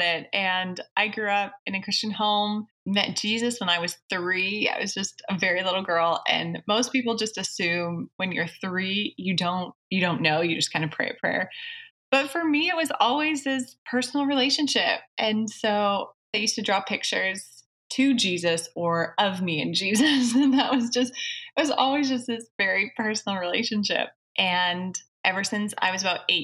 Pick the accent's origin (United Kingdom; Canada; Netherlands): Canada; Saskatchewan; I actually grew up in Canada in a very small, well, it's not small, it's large, but it has a very small population